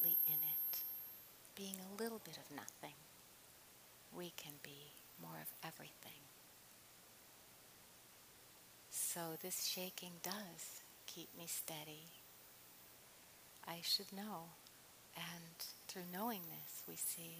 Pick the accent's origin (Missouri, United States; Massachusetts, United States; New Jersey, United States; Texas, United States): Massachusetts, United States; Cambridge; moved away as an adult; now in California, United States; I come from Cambridge, where I was born and lived almost 30 years of my adult life.